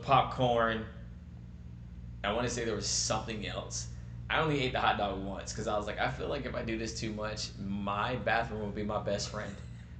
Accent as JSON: {"language": "English", "region": "North Carolina", "country": "United States", "said": "Or Atlanta Braves, mainly because I'm from North Carolina"}